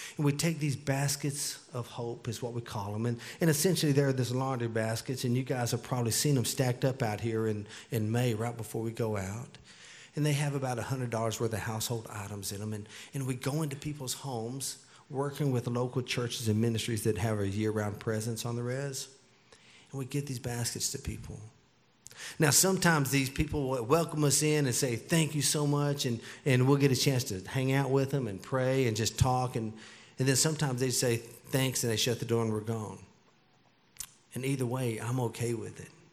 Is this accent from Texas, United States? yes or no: yes; Texas, United States; I grew up in Texas, so I, I, it's hard for me to just speak English